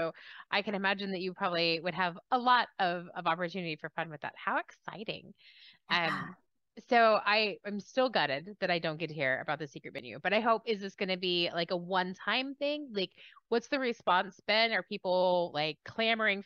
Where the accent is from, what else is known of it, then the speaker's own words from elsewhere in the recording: the South, United States; I'm from the South